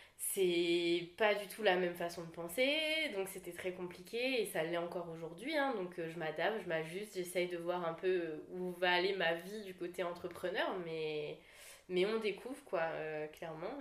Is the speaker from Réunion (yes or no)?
yes; La Saline, Réunion; moved away as an adult; je suis originaire, moi, de, bah, de la Saline